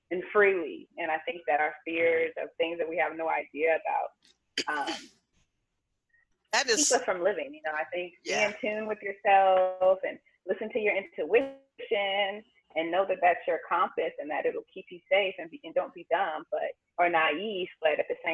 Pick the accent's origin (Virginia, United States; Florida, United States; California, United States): California, United States; Los Angeles; moved away as an adult; also born or lived in Houston, Texas; now in Vietnam; I'm from South Central LA.